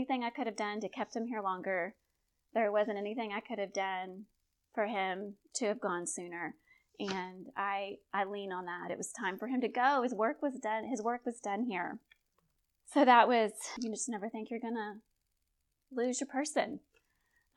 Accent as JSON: {"language": "English", "town": "Conroe", "region": "Texas", "country": "United States", "said": "I'm a gal from Conroe, Texas. I was Miss Cut and Shoot"}